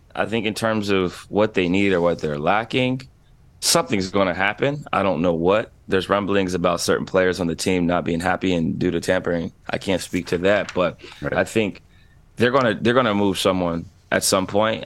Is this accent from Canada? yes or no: yes; Vancouver, British Columbia, Canada; I grew up in Vancouver.